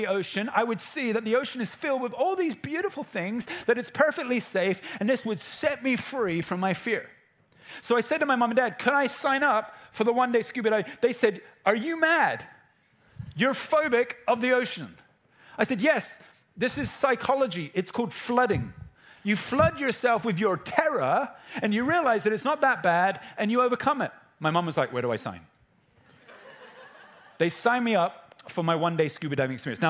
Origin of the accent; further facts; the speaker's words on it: England, United Kingdom; I'm an English person who's 14